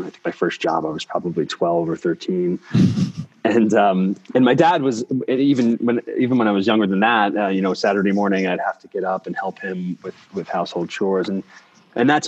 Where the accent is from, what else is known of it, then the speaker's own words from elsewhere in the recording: New York City, New York, United States; also born or lived in Brooklyn, New York; So I grew up in Staten Island, so I'm a native New Yorker